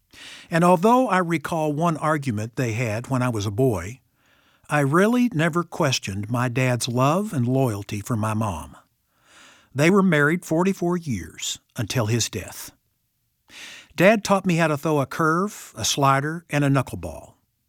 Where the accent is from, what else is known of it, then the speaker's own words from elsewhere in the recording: Ozark, Missouri, United States; Boyhood was pretty simple for me growing up in Ozark, Missouri. I think one reason it was so secure was that even though I lived in a small town, I had a big dad.